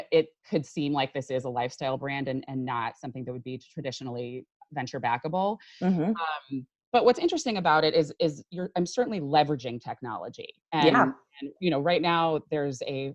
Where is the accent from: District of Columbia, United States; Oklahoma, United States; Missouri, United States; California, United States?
California, United States; Silicon Valley; I grew up in Silicon Valley